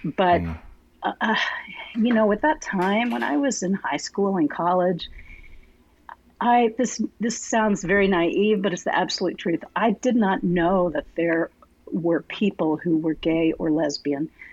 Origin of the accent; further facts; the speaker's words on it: Arlington, Texas, United States; I was born and raised in Arlington, uh, so I'm a mm-hmm. native Texan